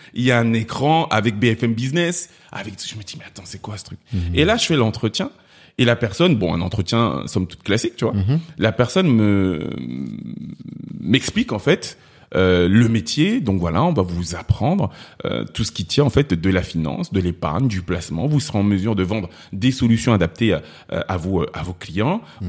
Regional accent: Cameroon; now in France; du Cameroun

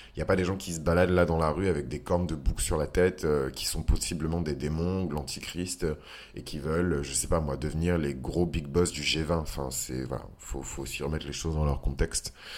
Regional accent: France; je vis en France et je suis français

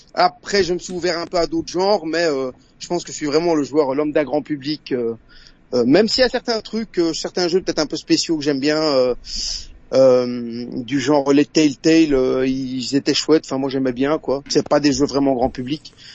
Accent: Brussels, Brussels-Capital Region, Belgium; accent: Belgian; Alors moi, je suis de Bruxelles, en Belgique.

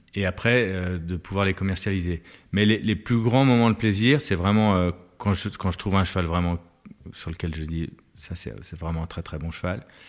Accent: Lyon, Auvergne-Rhône-Alpes, France; Je suis lyonnais

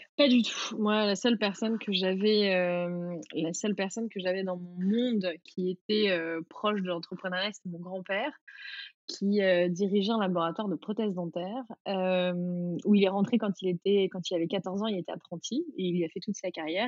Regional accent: Vichy, Auvergne-Rhône-Alpes, France; moved away; also born or lived in United States; j'ai grandi à Vichy

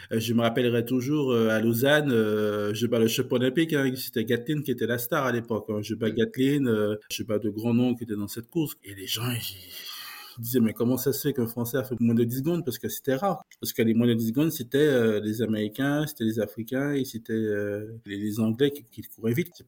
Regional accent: Martinique, France; Et moi, je suis un mec de la Caraïbe, je viens de la Martinique, je les ai côtoyés, ils me connaissent

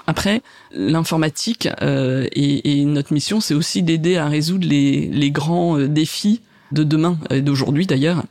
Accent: France; quand on est français

